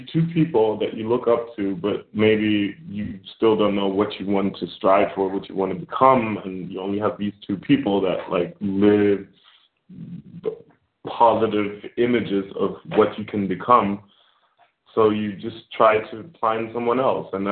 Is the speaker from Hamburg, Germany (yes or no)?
yes; Hamburg, Germany; also born or lived in Iowa, United States; I grew up in Hamburg, which is quite diverse.